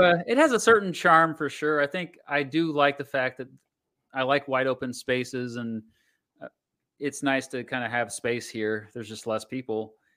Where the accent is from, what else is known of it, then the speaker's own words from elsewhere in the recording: Augusta, Kansas, United States; I grew up by Wichita